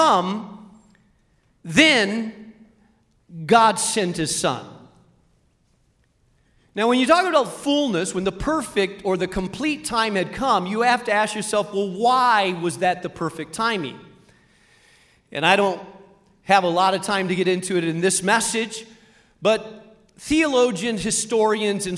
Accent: Spain; moved away; I grew up in Spain

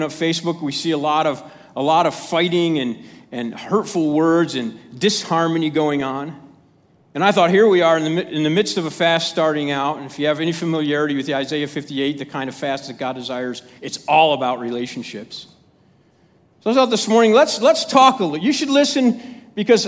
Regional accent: Chicago, Illinois, United States; I'm from Chicago

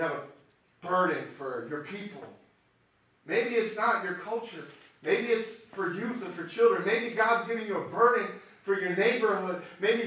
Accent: Miami, Florida, United States; now in Chicago, United States; the streets I grew up on.

